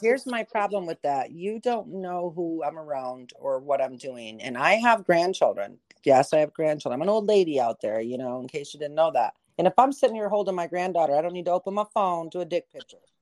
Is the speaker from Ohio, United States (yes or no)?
no; Michigan, United States; I grew up in Michigan